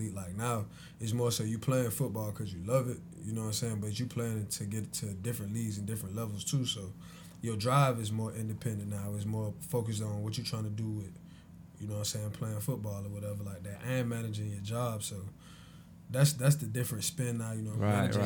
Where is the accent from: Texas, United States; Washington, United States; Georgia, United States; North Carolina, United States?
Georgia, United States; Savannah; I'm from Savannah, man. I went to Beach.